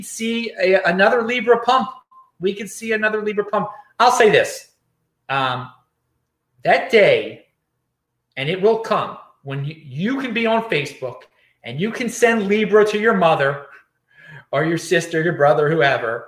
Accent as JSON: {"language": "English", "region": "East Coast", "country": "United States", "said": "I'm from the East Coast."}